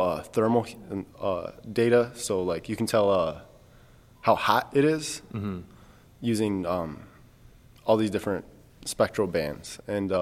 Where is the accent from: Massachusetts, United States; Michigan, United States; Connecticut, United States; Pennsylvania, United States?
Michigan, United States; I'm from Michigan